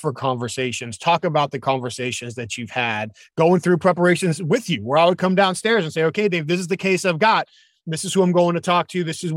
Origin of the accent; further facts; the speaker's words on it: New England, United States; I'm from New England.